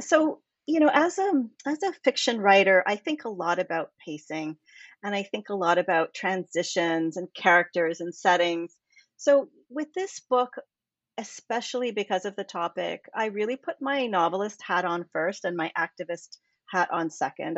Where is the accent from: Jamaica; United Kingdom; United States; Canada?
Canada; I'm from Canada